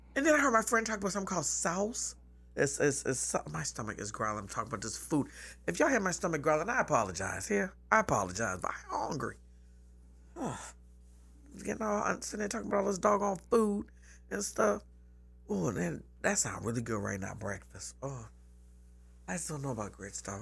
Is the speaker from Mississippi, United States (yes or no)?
no; Charleston, South Carolina, United States; I'm from here, from Charleston. I grew up on James Island.